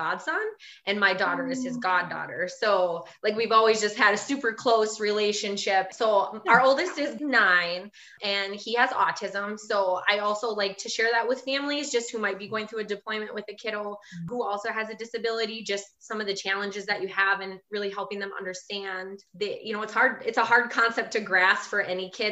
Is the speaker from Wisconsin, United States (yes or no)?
yes; Wisconsin, United States; I'm from Wisconsin, as you might be able to tell from my accent.